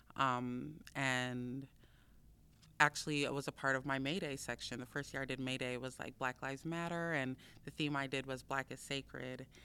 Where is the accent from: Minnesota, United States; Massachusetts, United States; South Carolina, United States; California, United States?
Minnesota, United States; Minneapolis; I grew up in South Minneapolis um, and Phillips, between Phillips and Powderhorn between those two neighborhoods.